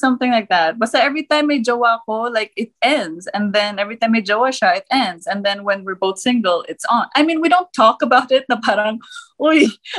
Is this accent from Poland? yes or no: no; Germany; also born or lived in Thailand / United States; I was born in the US and then I grew up in Germany and Thailand.